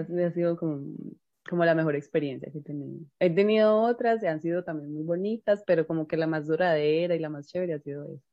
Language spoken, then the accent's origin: Spanish; Colombia; nosotras que somos colombianas